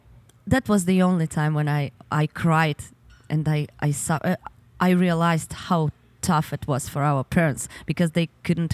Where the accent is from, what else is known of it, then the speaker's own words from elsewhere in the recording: Donetsk Oblast, Ukraine; English is a second language; now in Kyiv, Ukraine; I need to go to my hometown. Okay. Because right now we live in Kiev, mm-hmm. and our parents, they're in the Donetsk region.